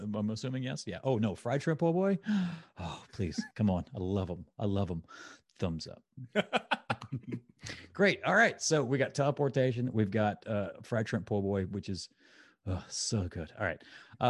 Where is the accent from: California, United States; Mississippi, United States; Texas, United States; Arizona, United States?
Mississippi, United States; I grew up in the Mississippi Gulf Coast, and po' boys were the sandwich.